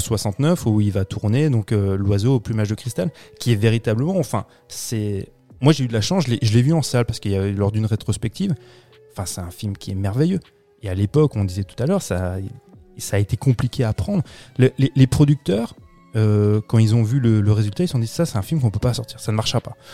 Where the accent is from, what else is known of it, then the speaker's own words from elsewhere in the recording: France; chez nous en France